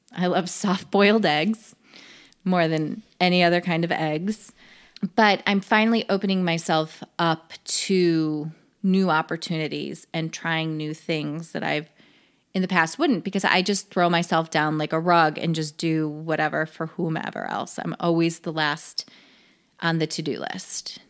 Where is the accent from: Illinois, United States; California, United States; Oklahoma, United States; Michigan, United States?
Illinois, United States; Chicago; moved away as an adult; I was born in Illinois, raised in Illinois